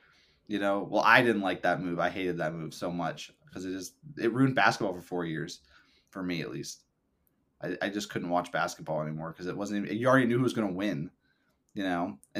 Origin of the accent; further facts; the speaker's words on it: Ohio, United States; and I'm from Ohio, so obviously mm-hmm. grew up watching LeBron.